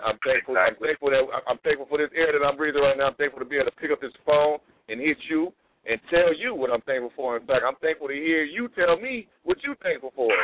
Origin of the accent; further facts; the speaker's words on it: Compton, California, United States; I grew up in Compton, California